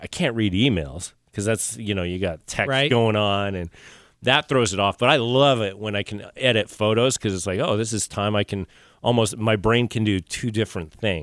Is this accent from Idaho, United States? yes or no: yes; Rexburg, Idaho, United States; moved away; also born or lived in Maine; I'm originally from Idaho